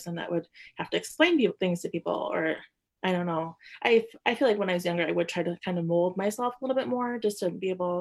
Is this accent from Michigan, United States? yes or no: yes; Lansing, Michigan, United States; also born or lived in Madison, Wisconsin; now in Grand Rapids, United States; I grew up in the Lansing area